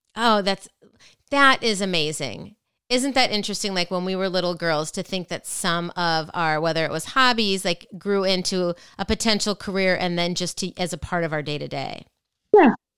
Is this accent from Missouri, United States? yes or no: no; Minnesota, United States; I'm from Minnesota as well